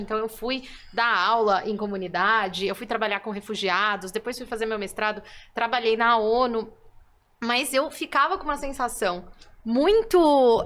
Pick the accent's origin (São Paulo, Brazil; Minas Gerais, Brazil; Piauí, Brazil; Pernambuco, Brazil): São Paulo, Brazil; eu sou de São Paulo